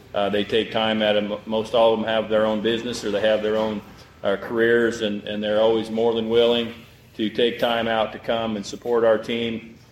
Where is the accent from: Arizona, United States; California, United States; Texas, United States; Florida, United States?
Texas, United States; Valley View; I'm from Valley View, Texas